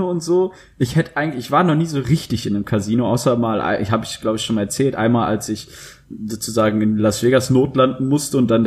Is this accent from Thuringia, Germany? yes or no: no; Dortmund, North Rhine-Westphalia, Germany; ja, bei uns zu Hause in Dortmund, ja.